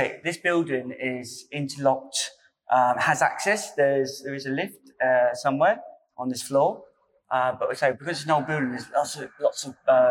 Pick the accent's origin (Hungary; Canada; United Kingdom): United Kingdom; Portsmouth, South East England; we're from Portsmouth.